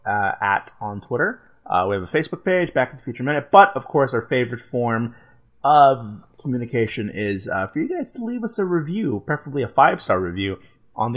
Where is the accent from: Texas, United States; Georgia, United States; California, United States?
Texas, United States; I grew up in Texas